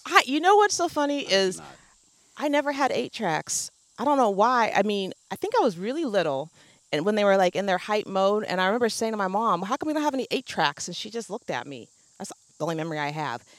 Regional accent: Oregon, United States; growing up in Oregon

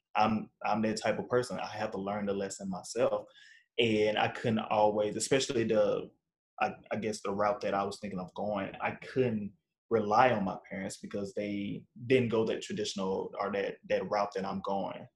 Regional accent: Arkansas, United States; now in Northbrook, United States; I'm originally from Arkansas, born and raised

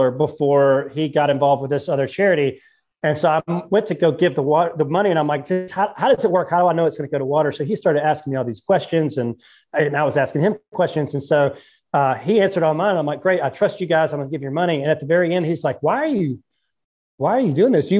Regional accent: North Carolina, United States; I'm from the Carolinas

